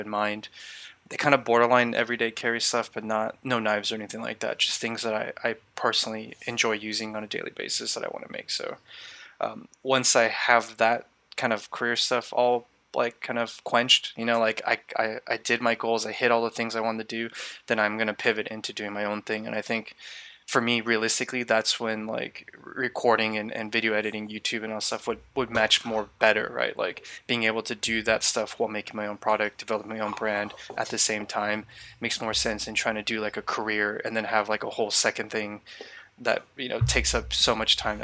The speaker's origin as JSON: {"language": "English", "region": "California", "country": "United States", "tie": "born or raised there", "said": "I grew up in California. I pretty much lived here my entire life"}